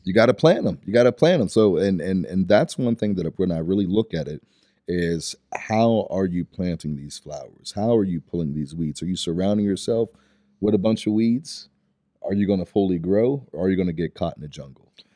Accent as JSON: {"language": "English", "town": "Pittsburgh", "region": "Pennsylvania", "country": "United States", "tie": "born or raised there", "said": "originally I'm from Stanton Heights area, so right in the Pittsburgh area"}